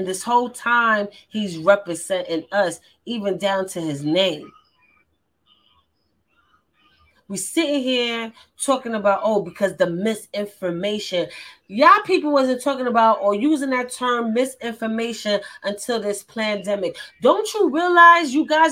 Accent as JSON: {"language": "English", "region": "New York", "country": "United States", "said": "I'm from New York"}